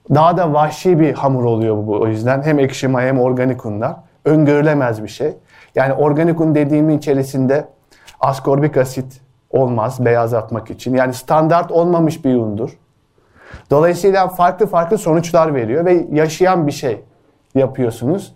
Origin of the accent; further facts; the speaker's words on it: Ankara, Turkey; also born or lived in Yozgat; Küçükken benim Ankara'da büyüdüğüm mahallede bir pideci vardı